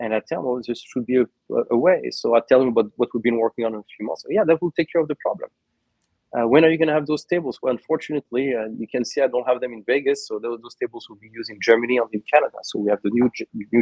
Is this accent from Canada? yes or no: no; San Juan, Puerto Rico; my hometown of San Juan, new home in Puerto Rico